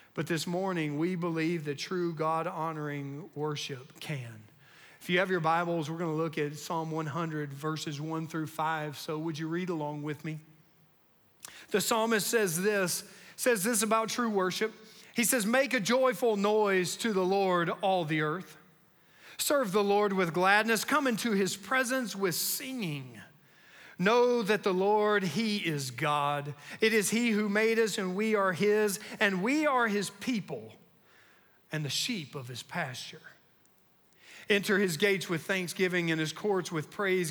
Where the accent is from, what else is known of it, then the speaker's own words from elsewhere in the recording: North Carolina, United States; I grew up in North Carolina